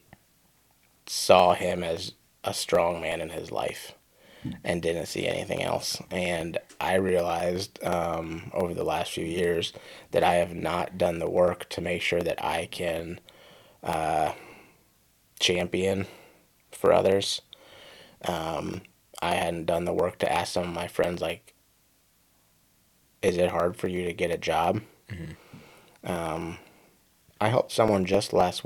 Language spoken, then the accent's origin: English; Midwest, United States; now in East Coast, United States; I grew up in the Midwest